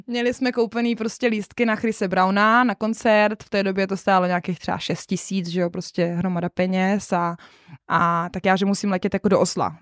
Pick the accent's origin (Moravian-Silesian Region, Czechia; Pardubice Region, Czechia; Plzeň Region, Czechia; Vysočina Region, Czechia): Pardubice Region, Czechia; Moravská Třebová area; moved away; also born or lived in Trnávka; A já jsem z Moravsko-Třebovská, my tam jsme takový jako nespecifikovaný kraj, nebo kraj, je to prostě pardubický kraj